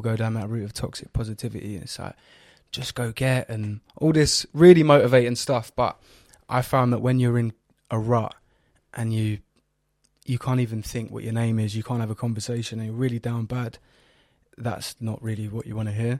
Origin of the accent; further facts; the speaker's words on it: London, United Kingdom; I'm from North East London